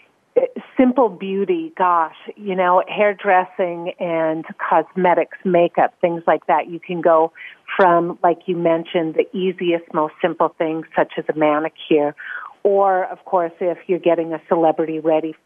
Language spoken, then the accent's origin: English; North Dakota, United States; moved away as an adult; now in Geneva, Switzerland; I definitely was born and raised in North Dakota